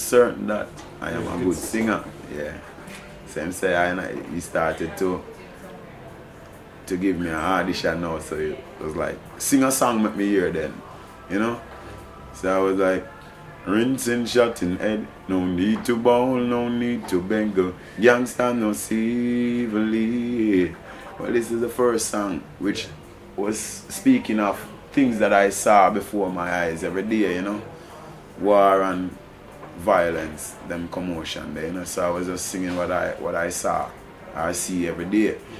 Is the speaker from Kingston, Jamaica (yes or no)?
no; Morant Bay, Saint Thomas, Jamaica; I and I come from the Stanton housing scheme, which is also in the capital of St. Thomas